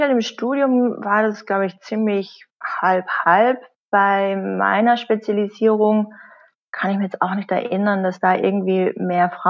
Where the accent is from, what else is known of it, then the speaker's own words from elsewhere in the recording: Carinthia, Austria; moved away as an adult; groß geworden bin ich in Österreich, in mhm. Kärnten. Mhm und bin dann ähm, mit 18 äh, so schnell wie möglich äh, in die größte Stadt äh, gegangen